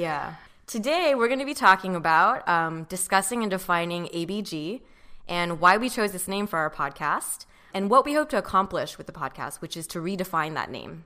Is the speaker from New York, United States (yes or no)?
no; Orange County, California, United States; I grew up in Orange County.